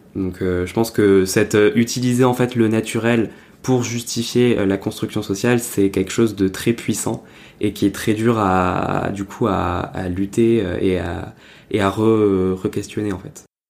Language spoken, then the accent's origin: French; Perpignan, Occitania, France; now in Paris, France; Je viens de Perpignan à la base